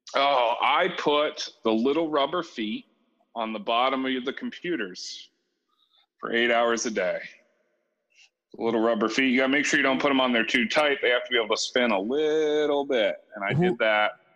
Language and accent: English; New Hampshire, United States; moved away; I was born in New Hampshire, very far away from here.